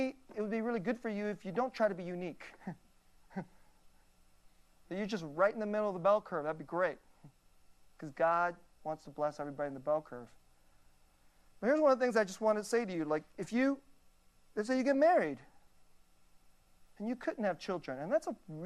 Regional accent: United States; I'm an American.

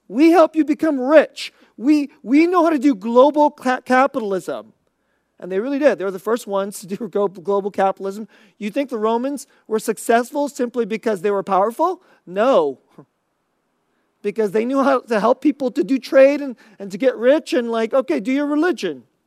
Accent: United States; we Americans

